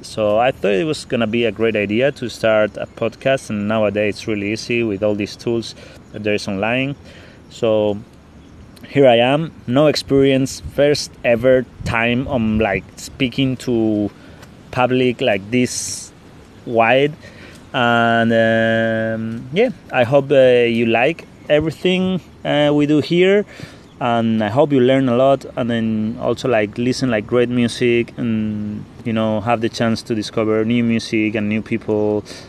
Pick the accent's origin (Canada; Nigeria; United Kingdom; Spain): Spain; English is a second language; moved away as an adult; I'm from from Spain